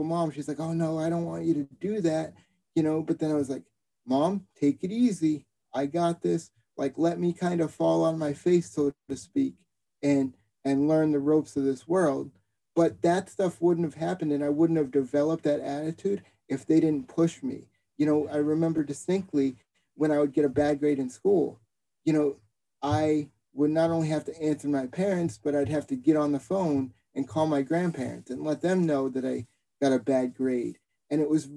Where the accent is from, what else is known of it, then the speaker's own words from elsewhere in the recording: Boston, Massachusetts, United States; growing up in Boston